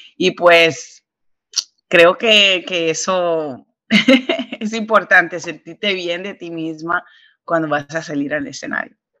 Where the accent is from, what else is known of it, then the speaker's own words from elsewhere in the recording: New York, United States; Soy caribeña, entonces, aunque me crié y nací acá en Nueva York